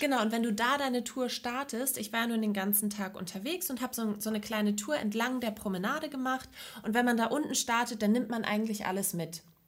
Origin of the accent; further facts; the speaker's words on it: Neustadt in Holstein, Schleswig-Holstein, Germany; ich komme aus Neustadt, das ist in der Nähe von Lübeck